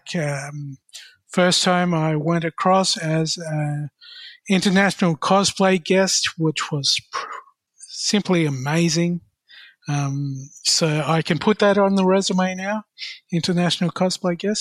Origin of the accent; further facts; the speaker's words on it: Melbourne, Victoria, Australia; I grew up in Northcote, Thornbury, Preston